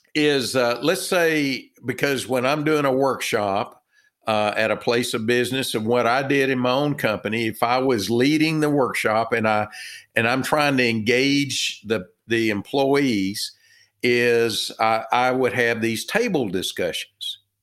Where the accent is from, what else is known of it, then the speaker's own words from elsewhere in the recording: Texas, United States; accent: Texan; I'm from Texas, uh, by my, uh, my accent